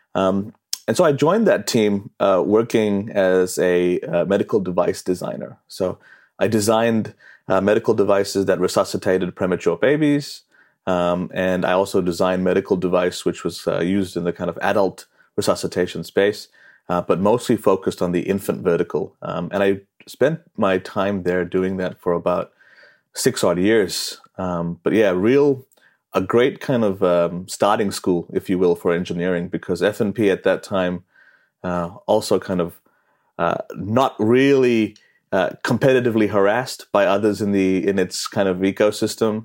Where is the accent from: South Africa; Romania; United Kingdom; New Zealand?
New Zealand; moved away as an adult; growing up in New Zealand